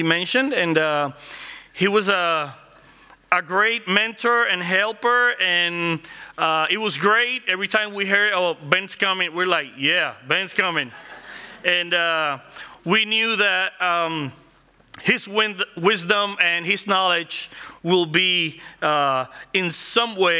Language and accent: English; Puerto Rico; first language Spanish; English is a second language; moved away as an adult; now in Orlando, United States; I grew up in Puerto Rico, working in cars